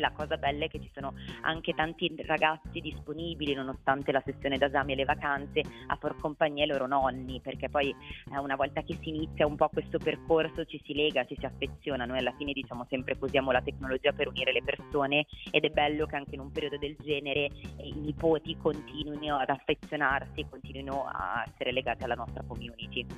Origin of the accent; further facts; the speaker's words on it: Milan, Lombardy, Italy; sia io che Baccio siamo milanesi